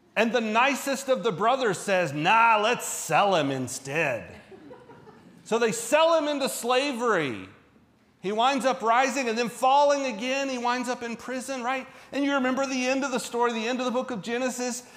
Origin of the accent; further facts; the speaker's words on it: Central Florida, United States; moved away; I kind of grew up in the 80s. And so I and, and not here, I'm from Florida, Central Florida